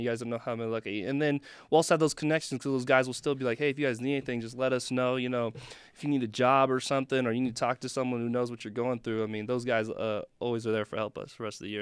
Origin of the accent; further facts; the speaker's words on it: Elk Grove, California, United States; moved away; Sac State back home, Sacramento, where I'm from, nine one six, Elk Grove